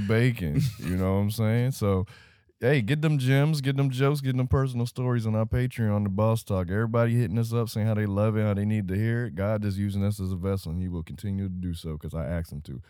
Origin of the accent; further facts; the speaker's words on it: Miami, Florida, United States; grew up in Florida. I grew up in Miami.